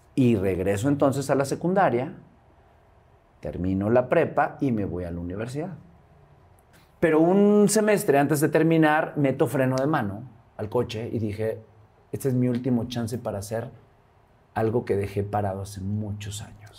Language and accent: Spanish; Veracruz, Mexico; moved away as an adult; de Veracruz